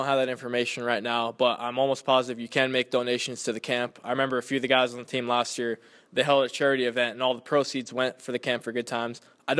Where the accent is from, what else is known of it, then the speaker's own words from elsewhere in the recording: Inland Empire, California, United States; I was born and raised in the Inland Empire.